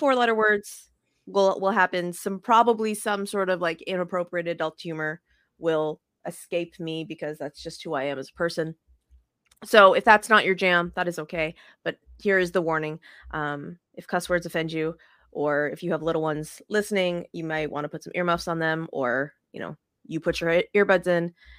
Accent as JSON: {"language": "English", "town": "Las Vegas", "region": "Nevada", "country": "United States", "moved": "yes", "lives_now": "South Texas, United States", "said": "I'm still, still a Vegas girl at heart"}